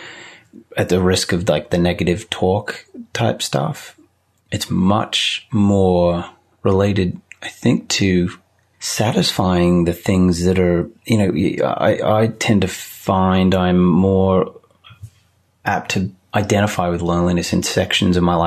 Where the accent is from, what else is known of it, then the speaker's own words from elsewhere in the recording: Australia; moved away as an adult; now in United States; I grew up in Australia